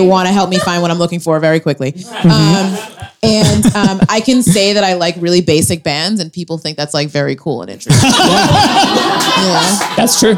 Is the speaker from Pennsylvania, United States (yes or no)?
no; New Bedford, Massachusetts, United States; my hometown of New Bedford, Massachusetts